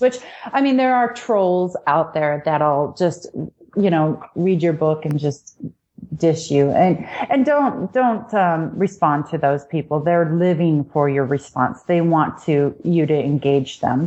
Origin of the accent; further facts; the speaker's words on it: Washington, United States; I was raised in Washington state on a farm